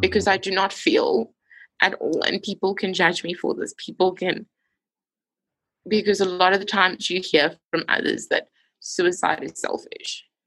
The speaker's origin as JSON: {"language": "English", "town": "Johannesburg", "region": "Gauteng", "country": "South Africa", "moved": "as an adult", "lives_now": "Bloemfontein, South Africa", "said": "I'm from Johannesburg, but study in a town called Bloemfontein."}